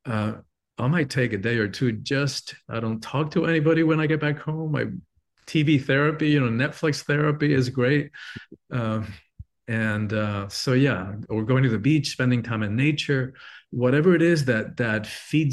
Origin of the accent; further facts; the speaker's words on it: Cuba; moved away; I'm from an island. I'm Cuban born originally